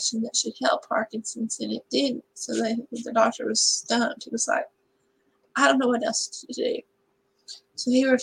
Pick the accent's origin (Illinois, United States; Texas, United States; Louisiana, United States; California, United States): Texas, United States; I can never leave Texas. Live my hometown for more than 4.5 years, and some sort of tragedy or trauma brings me back